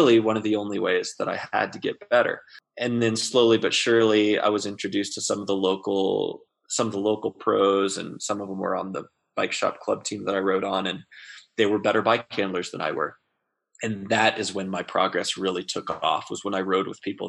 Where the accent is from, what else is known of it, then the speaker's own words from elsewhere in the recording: Central Texas, United States; now in Durango, United States; I grew up in Central Texas.